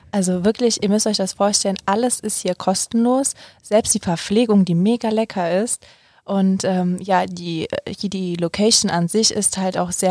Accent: Cologne, North Rhine-Westphalia, Germany; Also zum Beispiel, ich komme ja ähm, ursprünglich aus Köln

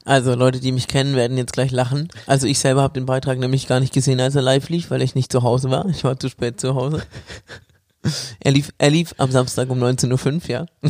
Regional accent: Bamberg, Bavaria, Germany; moved away; ich bin quasi in meiner Heimat. ähm, ja, in Bamberg.

